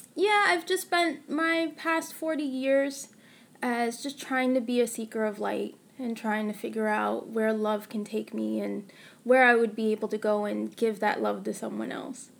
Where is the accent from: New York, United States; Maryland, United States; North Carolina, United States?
New York, United States; Born and raised in New York